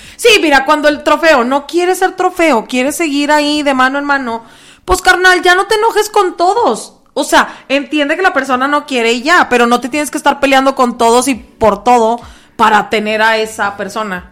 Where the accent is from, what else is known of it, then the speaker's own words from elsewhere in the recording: Mexico; Como buen mexicano.